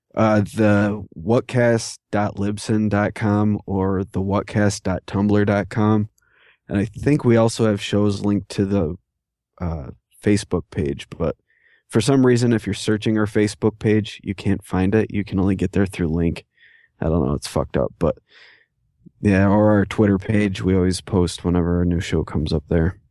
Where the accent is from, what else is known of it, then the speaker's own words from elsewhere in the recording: New York, United States; I've even been raised on by people from other parts of New York for the way I talk